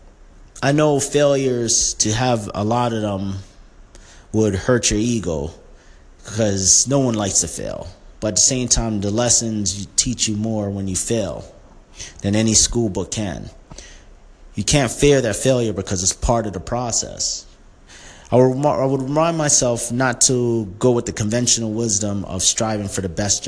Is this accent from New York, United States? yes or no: yes; New York City, New York, United States; When I was younger and growing up in Brooklyn